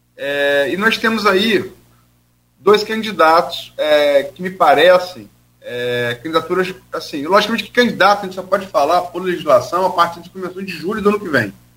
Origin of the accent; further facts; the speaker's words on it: Campos dos Goytacazes, Rio de Janeiro, Brazil; also born or lived in Niterói; Também sou de Niterói, mas fui criado em Campos